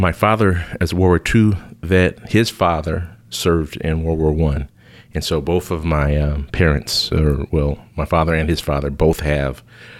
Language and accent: English; Chicago, Illinois, United States; And so I grew up in Chicago in a very large city in a parish that used to be Irish-German